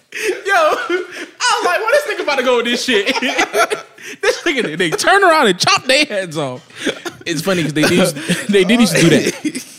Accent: Broward County, Florida, United States; I'm from Bryan County. 95 for what it do, baby.

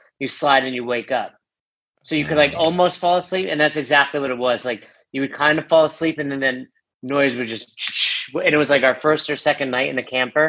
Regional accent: New York, United States; moved away as an adult; also born or lived in Florida; now in Colorado, United States; I'm from New York and I've been there, you know, 35 of my years at that time

